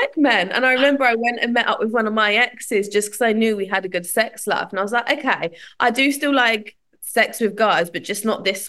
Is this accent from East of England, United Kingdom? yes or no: yes; Southend-on-Sea, East of England, United Kingdom; I'm from Southend.